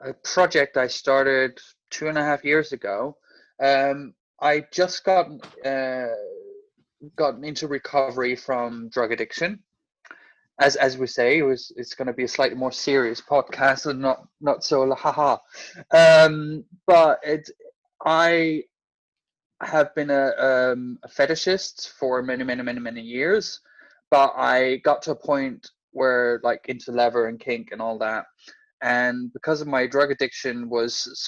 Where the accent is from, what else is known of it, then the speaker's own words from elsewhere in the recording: Denmark; moved away as an adult; also born or lived in Copenhagen, Denmark / Hertfordshire, United Kingdom; now in London, United Kingdom; I am originally from Denmark. I've lived in the UK since 2009. I lived in Copenhagen before I moved here.